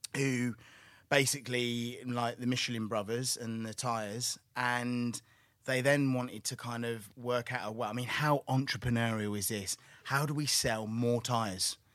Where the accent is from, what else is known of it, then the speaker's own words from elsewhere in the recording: Southampton, South East England, United Kingdom; I grew up in Southampton.